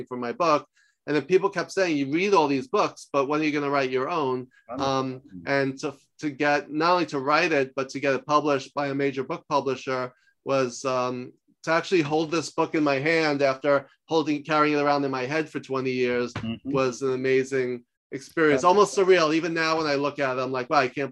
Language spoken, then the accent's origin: English; New York, United States; moved away as an adult; also born or lived in Los Angeles; I'm from New York, but I lived in LA for 10 years